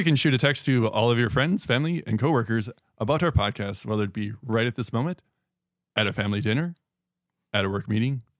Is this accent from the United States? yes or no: yes; Wisconsin, United States; I'm from Wisconsin, okay?